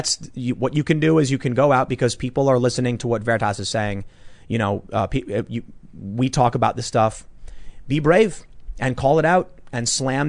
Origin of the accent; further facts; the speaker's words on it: Chicago, Illinois, United States; there have been experiences growing up on the South Side of Chicago